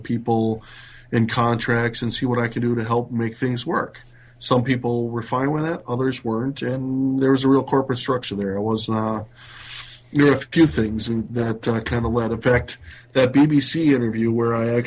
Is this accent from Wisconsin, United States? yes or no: yes; Wisconsin, United States; moved away as an adult; also born or lived in New York; now in North Carolina, United States; I'm originally from Wisconsin. Now I'm in North Carolina